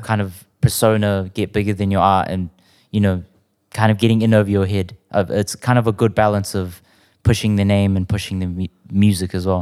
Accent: South Auckland, New Zealand; growing up around South, you'd hear people saying that's ammo

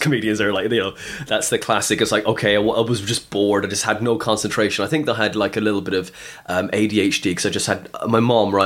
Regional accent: West Cork, Munster, Ireland; also born or lived in Skibbereen; I'm from West Cork

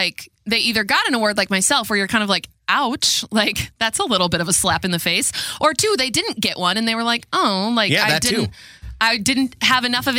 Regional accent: Red Wing, Minnesota, United States; And I love my hometown. I wouldn't change it for the world. But I absolutely love Red Wing, Minnesota.

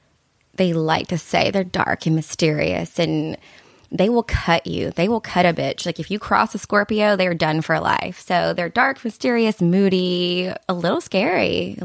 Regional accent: Kentucky, United States; I'm from Kentucky. I don't understand that.

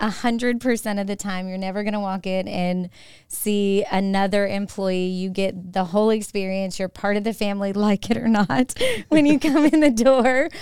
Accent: Manchester, Tennessee, United States; now in Augusta, United States; I was raised up in Middle Tennessee in a town nobody's ever heard

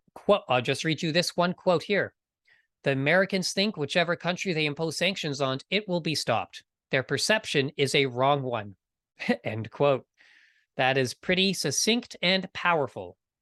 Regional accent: Canada; I am from Canada.

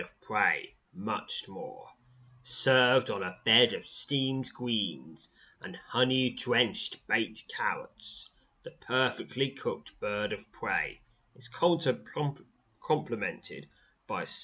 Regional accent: United Kingdom; I'm British

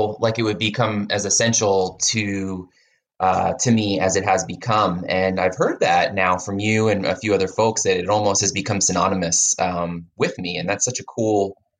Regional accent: Philadelphia, Pennsylvania, United States; now in Southern California, United States

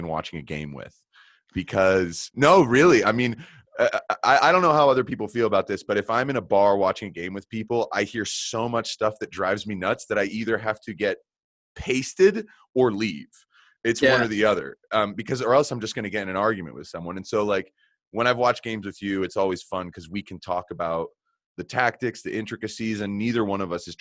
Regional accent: Colorado, United States; I'm from Colorado

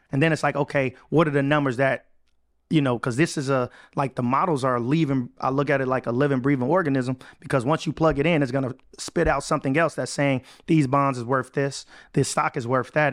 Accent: Chicago, Illinois, United States; moved away as an adult; I was able to move back to my hometown, Chicago.

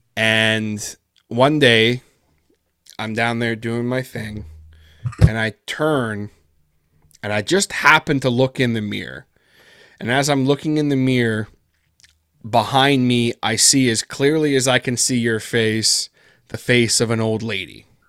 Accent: Peterborough, Ontario, Canada; first language English; my hometown here in Peterborough, Ontario

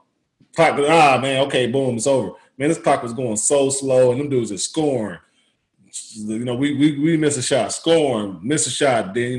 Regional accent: Indiana, United States; I'm from Indiana.

